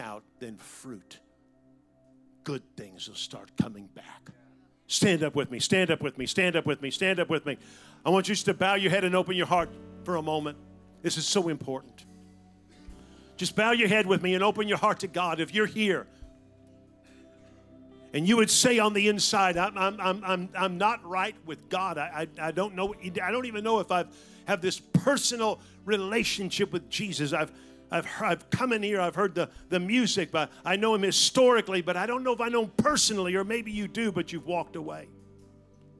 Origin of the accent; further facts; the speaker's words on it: San Francisco Bay Area, Northern California, United States; I was raised in Northern California in the San Francisco Bay Area